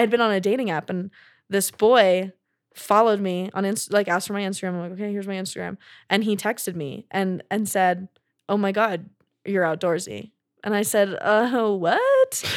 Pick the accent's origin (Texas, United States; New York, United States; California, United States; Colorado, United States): Texas, United States; growing up in Texas